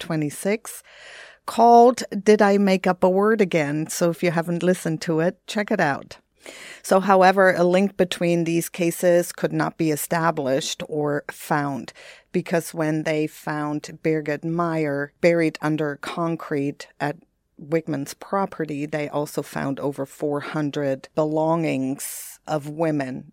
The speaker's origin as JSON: {"language": "English", "town": "Bremerhaven", "region": "Bremen", "country": "Germany", "tie": "born or raised there", "moved": "yes", "said": "Bremerhaven, which is my hometown"}